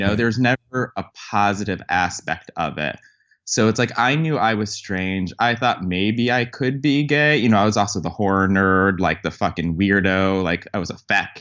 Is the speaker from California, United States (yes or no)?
no; Connecticut, United States; I grew up in Connecticut, which, as most people know, is a blue kind of liberal state